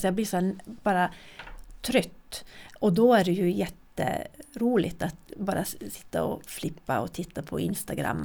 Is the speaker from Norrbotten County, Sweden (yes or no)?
yes; Kiruna, Norrbotten County, Sweden; jag är född och uppvuxen här